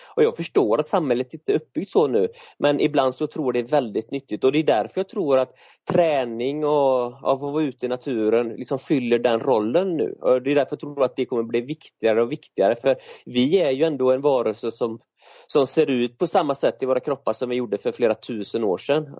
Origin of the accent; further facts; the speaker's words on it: an island outside Gothenburg, Västra Götaland, Sweden; moved away as an adult; så är jag uppväxt på en ö utanför Göteborg men som 20-åring så, så lämnade jag